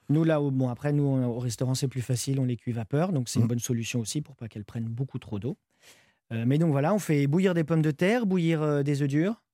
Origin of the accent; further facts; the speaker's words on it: France; J'ai grandi en France. Je suis né, j'ai grandi en France, oui, de parents portugais